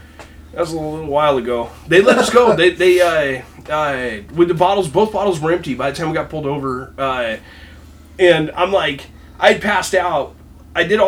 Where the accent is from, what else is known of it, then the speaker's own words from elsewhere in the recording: Spokane, Washington, United States; I grew up in Spokane